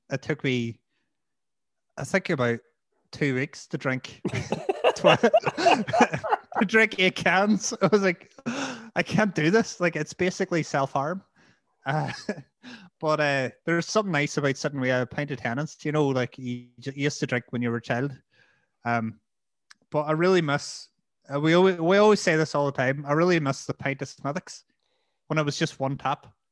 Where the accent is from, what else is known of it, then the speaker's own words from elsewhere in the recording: Strabane, Northern Ireland, United Kingdom; I'm from Stravanas